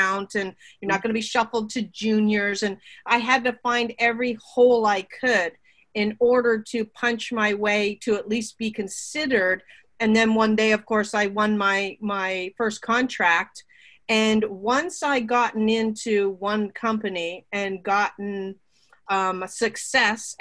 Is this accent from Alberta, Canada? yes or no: no; Burlington, Ontario, Canada; also born or lived in Toronto; I grew up in Burlington, Ontario.